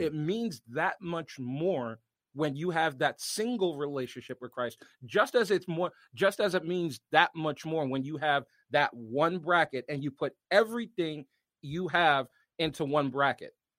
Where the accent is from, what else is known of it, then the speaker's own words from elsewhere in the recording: Washington, District of Columbia, United States; now in Connecticut, United States; from my hometown, because I'm a hometown kid, um, it would probably be Georgetown